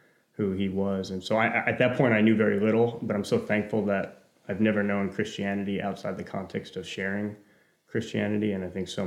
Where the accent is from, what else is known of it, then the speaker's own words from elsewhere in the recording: New Jersey, United States; I grew up in New Jersey, sort of culturally Catholic background